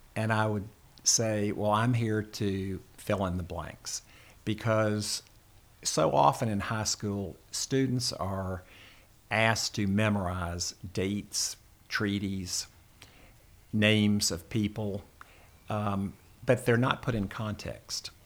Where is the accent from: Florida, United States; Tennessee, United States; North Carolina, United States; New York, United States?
Tennessee, United States; Memphis; moved away as an adult; now in Kentucky, United States; I was born in Memphis and, uh, attended public school there